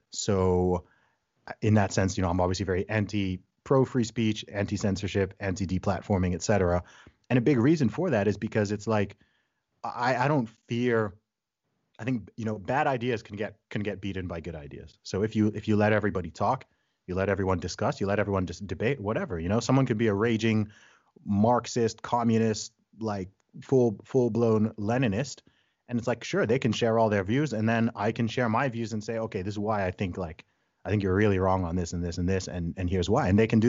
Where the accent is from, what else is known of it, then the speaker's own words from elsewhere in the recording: Saudi Arabia; also born or lived in England, United Kingdom; So I was born in England. I'm British by nationality, but I grew up in the Middle East, in Saudi Arabia. My family background's originally from Nigeria.